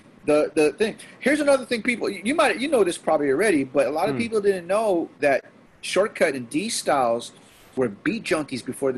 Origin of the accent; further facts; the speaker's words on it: Philippines; But then it happens that we, for as a Filipino, that like, we're kind of in that dysphoria.